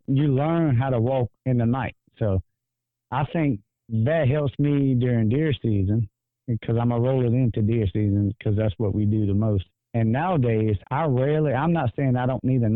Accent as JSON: {"language": "English", "town": "Greensburg", "region": "Louisiana", "country": "United States", "said": "I'm actually from Greensburg, Louisiana"}